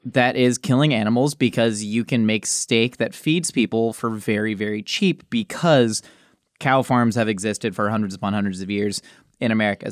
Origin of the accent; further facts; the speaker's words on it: Southern California, United States; also born or lived in Oceanside, California; Growing up in Southern California